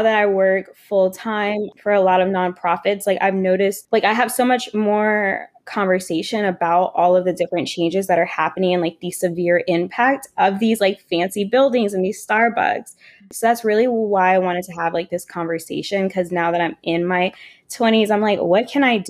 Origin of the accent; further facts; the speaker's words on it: New Orleans, Louisiana, United States; us being New Orleanians.